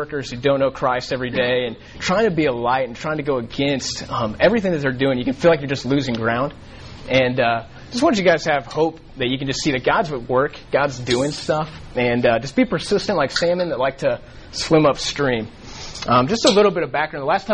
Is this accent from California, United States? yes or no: no; Colorado, United States; moved away as an adult; now in Dallas, United States; I grew up in Colorado